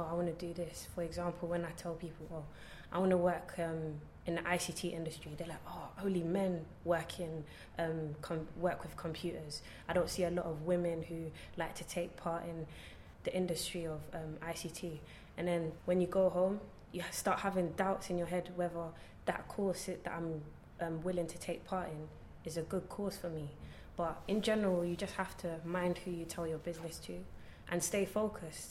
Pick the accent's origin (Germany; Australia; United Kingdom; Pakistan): United Kingdom; London; I was born and raised in Hackney.